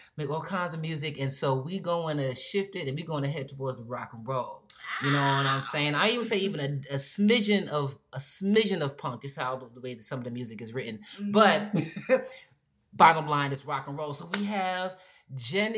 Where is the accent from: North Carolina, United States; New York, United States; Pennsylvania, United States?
New York, United States; growing up in New York